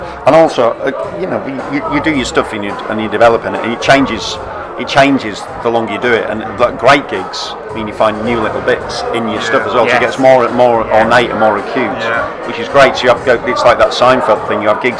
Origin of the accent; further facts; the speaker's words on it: Yorkshire and the Humber, United Kingdom; moved away; also born or lived in Manchester; So like when I'm from Yorkshire, but I've lived in Manchester.